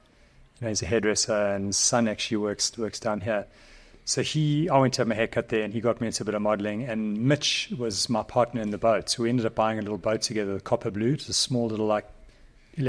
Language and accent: English; Durban, KwaZulu-Natal, South Africa; born or raised there; also born or lived in Pietermaritzburg